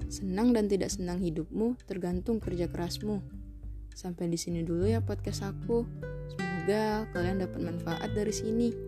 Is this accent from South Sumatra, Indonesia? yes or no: yes; Palembang, South Sumatra, Indonesia; born there; Aku lahir di kota Pempek tanggal 27 Maret